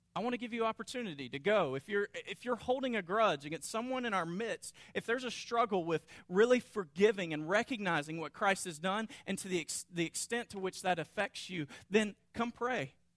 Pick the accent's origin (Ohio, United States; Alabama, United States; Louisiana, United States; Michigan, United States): Louisiana, United States; North; I grew up in North Louisiana